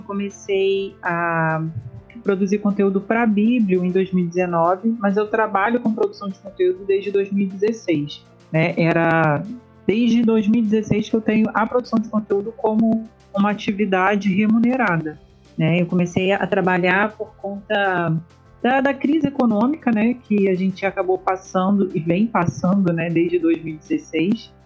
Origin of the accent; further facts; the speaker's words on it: interior of Rio de Janeiro state, Brazil; moved away as an adult; also born or lived in Niterói; eu não sou da, da cidade de Niterói, que é onde fica a UF, onde eu me graduei. É, eu sou do interior do estado